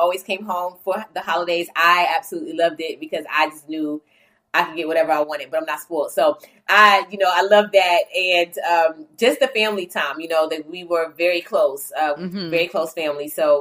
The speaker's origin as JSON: {"language": "English", "town": "New Bern", "region": "North Carolina", "country": "United States", "tie": "born or raised there", "said": "I grew up in New Bern, North Carolina, which is like 2 hours or so from Raleigh, North Carolina"}